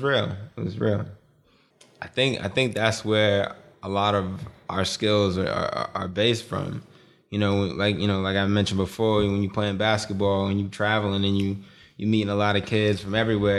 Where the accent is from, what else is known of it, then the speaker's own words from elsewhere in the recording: Boston, Massachusetts, United States; we, we grew up in Boston. We grew up in Dorchester in Boston